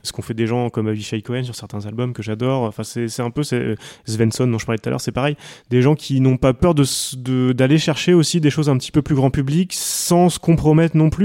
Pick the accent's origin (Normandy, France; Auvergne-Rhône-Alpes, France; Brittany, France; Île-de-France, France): Normandy, France; Coutances; J'ai grandi à Coutances